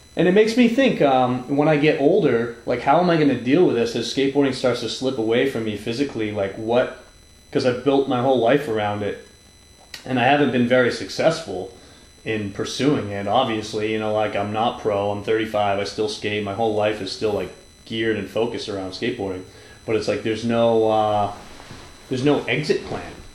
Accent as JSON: {"language": "English", "region": "New England", "country": "United States", "tie": "born or raised there", "moved": "yes", "said": "I grew up on the East Coast, pre-internet"}